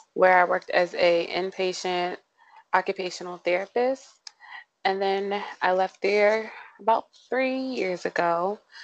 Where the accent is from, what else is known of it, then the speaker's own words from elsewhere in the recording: St. Mary's County, Maryland, United States; am from St. Mary's County, not born, but raised.